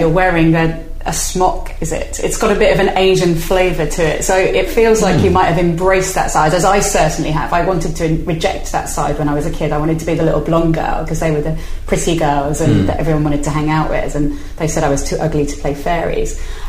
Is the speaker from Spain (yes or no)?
yes; Spain; also born or lived in Wirral / London / Brighton; now in United Kingdom; I feel like I'm from the Wirral, and I feel like I'm from Spain, where I grew up. And I also feel I'm from London and Brighton.